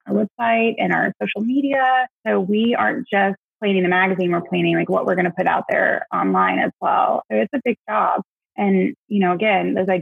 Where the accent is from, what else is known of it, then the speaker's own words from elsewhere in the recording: Dallas, Texas, United States; moved away as an adult; also born or lived in Fayetteville, Arkansas; now in Little Rock, United States; I moved back to home, my hometown, Dallas